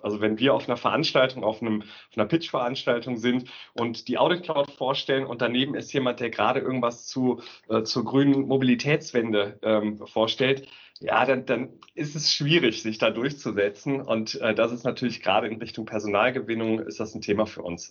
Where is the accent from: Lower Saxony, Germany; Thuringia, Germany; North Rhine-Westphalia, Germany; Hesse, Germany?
North Rhine-Westphalia, Germany; Aachen; bin gebürtiger Aachener